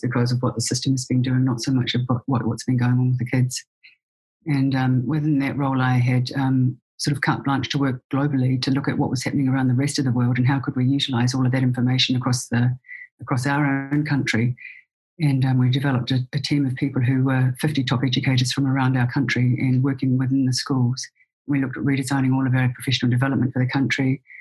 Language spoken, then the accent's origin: English; New Zealand; moved away as an adult; now in Seattle, United States; I was raised and born in New Zealand and lived there for the first 45 years of my life